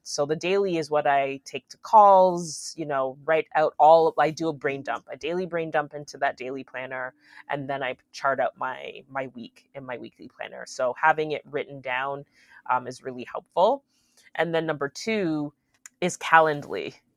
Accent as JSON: {"language": "English", "town": "Aurora", "country": "United States", "tie": "born or raised there", "said": "I grew up in Aurora"}